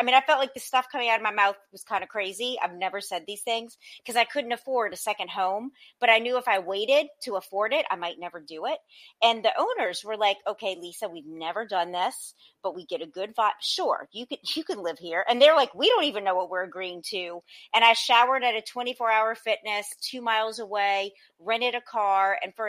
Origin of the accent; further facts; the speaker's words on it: New Orleans, Louisiana, United States; moved away as an adult; now in Los Angeles, United States; I was born and raised in New Orleans.